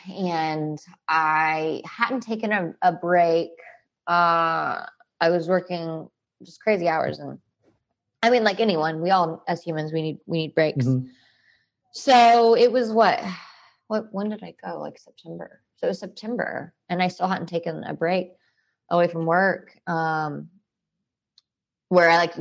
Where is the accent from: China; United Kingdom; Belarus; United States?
United States; Alabama; now in Texas, United States; I'm from Alabama